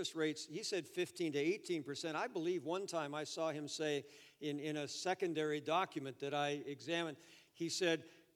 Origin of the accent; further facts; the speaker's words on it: Toronto, Ontario, Canada; also born or lived in Edmonton / Florida / Japan; Florida to Toronto, which was my hometown